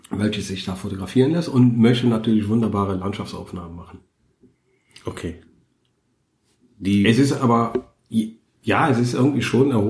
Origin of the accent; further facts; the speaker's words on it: Cologne, North Rhine-Westphalia, Germany; als Kölner ist man ja klamottenmäßig nicht gut auf, auf Outdoor getrimmt. Also ich zumindest.